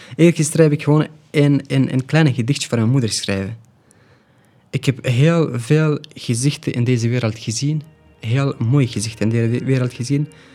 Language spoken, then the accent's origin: Dutch; Afghanistan; first language Pashto; Dutch is a second language; now in Belgium